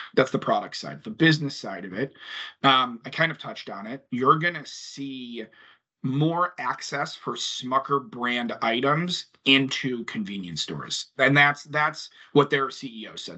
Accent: Chicago, Illinois, United States; being a Chicagoan

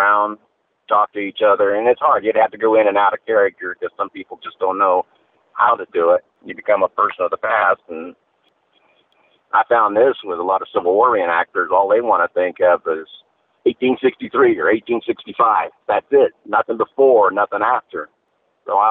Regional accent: Florida, United States; born and raised in Florida

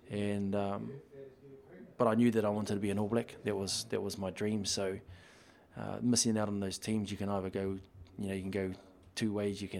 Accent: Upper Hutt, Wellington, New Zealand; well, first one was I just moved to Upper Hutt when I was five from Nainai Eye, and um, my dad loved rugby

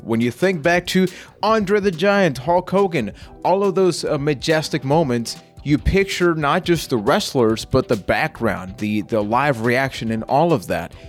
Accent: Puerto Rico; I am from Puerto Rico

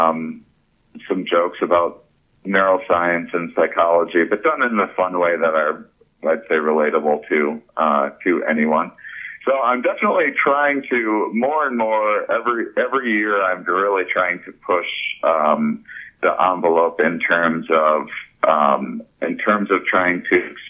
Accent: La Crosse, Wisconsin, United States; I'm also from La Crosse, Wisconsin

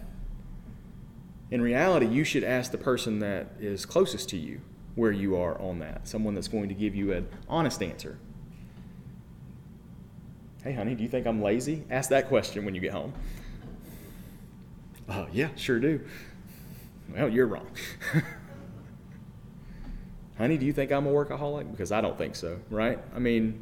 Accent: United States; We are American

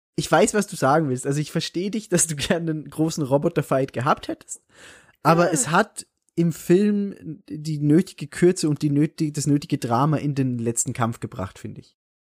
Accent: Salzburg, Austria; bei, bei uns in Salzburg

